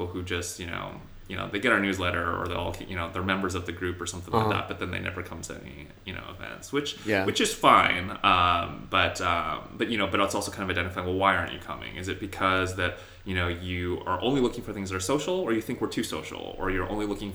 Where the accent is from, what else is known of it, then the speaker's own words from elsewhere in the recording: Torrance, California, United States; also born or lived in Seoul, South Korea; I grew up in Southern California, which has a huge Asian population.